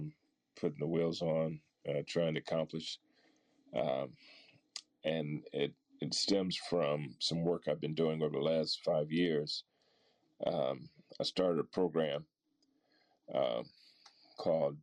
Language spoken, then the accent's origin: English; Akron, Ohio, United States; growing up in Akron, Ohio.